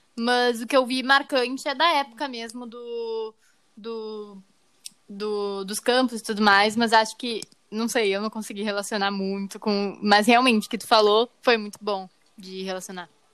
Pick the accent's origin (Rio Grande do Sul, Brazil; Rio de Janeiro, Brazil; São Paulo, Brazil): Rio Grande do Sul, Brazil; Gaúcho; nós quatro aqui que somos gaúchos